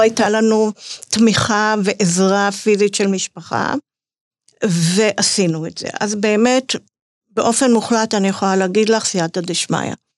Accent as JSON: {"language": "Hebrew", "town": "Netanya", "region": "Central District", "country": "Israel", "tie": "born or raised there", "said": "אני גדלתי בנתניה"}